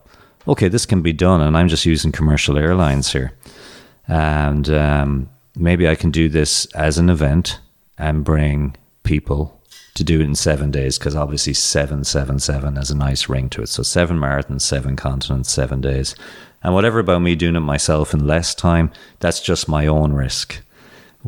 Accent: Ireland; moved away as an adult; also born or lived in Boston, United States / Phoenix, United States; growing up in Ireland

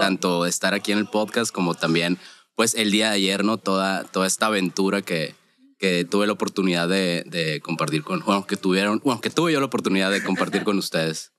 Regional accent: Hermosillo, Sonora, Mexico; vengo de Hermosillo, Sonora

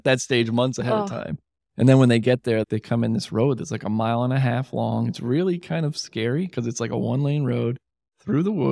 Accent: Catskill Mountains, New York, United States; now in Syracuse, United States; I grew up in the Catskills

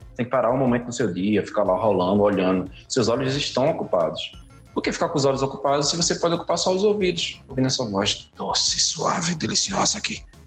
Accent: Pernambuco, Brazil; Eu sou pernambucano

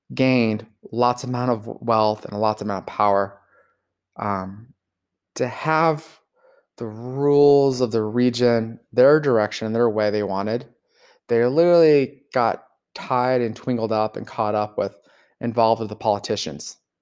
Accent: Los Angeles, California, United States; I grew up in Los Angeles

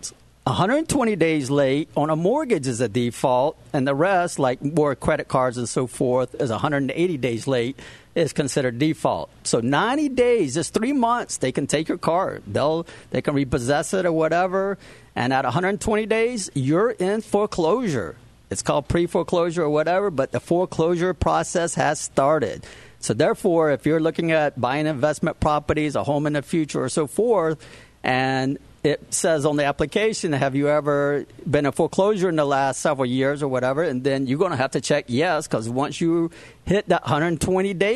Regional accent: Savannah, Georgia, United States; moved away as an adult; now in Florida, United States; I'm a Georgia boy. I came from Savannah, Georgia.

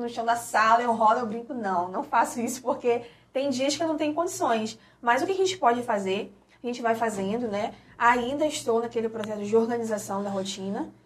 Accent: Rio de Janeiro, Brazil; now in Valença, Brazil; eu sou carioca, a família é toda do Rio de Janeiro

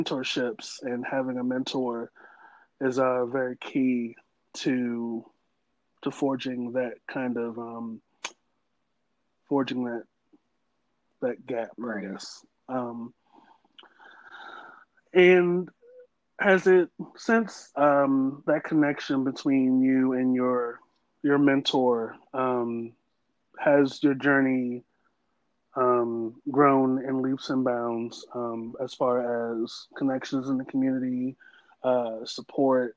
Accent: Baltimore, Maryland, United States; I'm from Baltimore, from Maryland

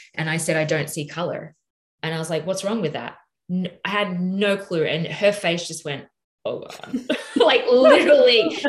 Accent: Australia; accent: Australian; in my Australian accent

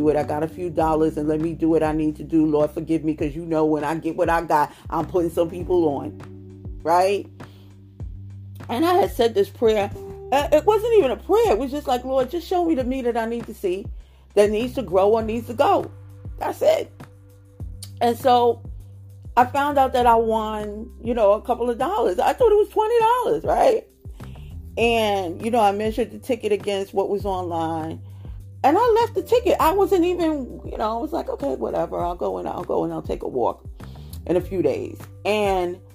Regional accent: United States; I'm an American, praise God.

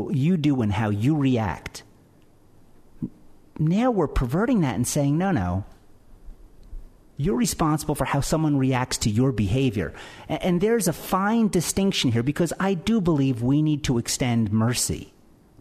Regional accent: Philadelphia, Pennsylvania, United States; I'm from Philadelphia

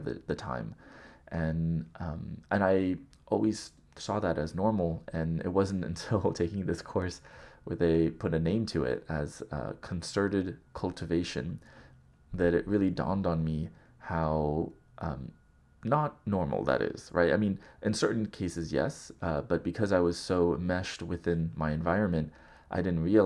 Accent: Southern California, United States; growing up in Southern California

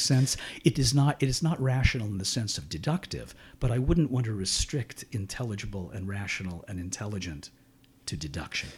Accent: Shenandoah, Pennsylvania, United States; I was born in Shenandoah, Pennsylvania, and raised there.

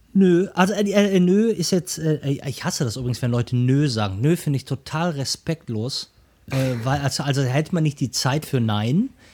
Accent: Ruhr area, North Rhine-Westphalia, Germany; now in Hamburg, Germany; ich komme komm aus dem Ruhrgebiet gebürtig

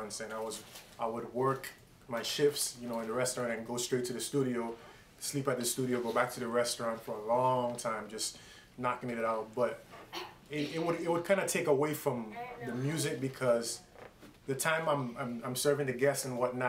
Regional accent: U.S. Virgin Islands; now in Miami, United States; originally born and raised in the Virgin Islands, St. Thomas, U.S. Virgin Islands

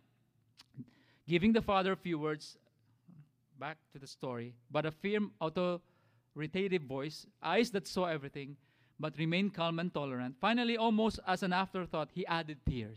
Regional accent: Philippines; now in United States; as Filipino dads

